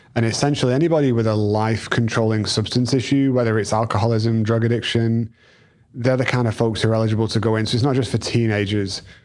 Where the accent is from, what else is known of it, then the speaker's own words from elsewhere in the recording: England, United Kingdom; now in United States; we're two English kids